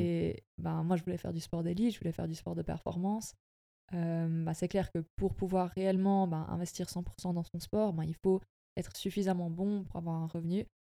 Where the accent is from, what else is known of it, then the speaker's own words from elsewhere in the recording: Sonceboz-Sombeval, Bernese Jura, Switzerland; also born or lived in Fribourg; je viens de la région du Jura bernois. j'ai grandi à sanspo val